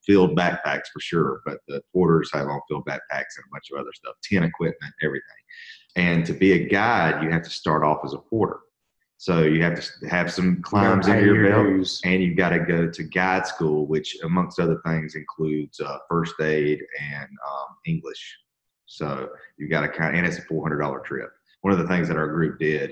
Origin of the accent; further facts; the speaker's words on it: Georgia, United States; I'm from Georgia where it doesn't really hail.